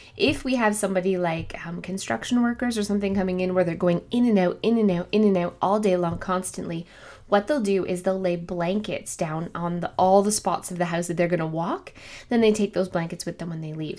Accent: Canada; also born or lived in Ontario, Canada; I am Canadian, obviously. I live in Ontario, Canada

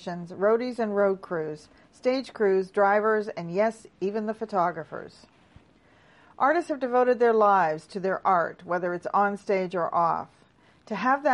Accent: Toronto, Ontario, Canada; my hometown of Toronto and surrounding area

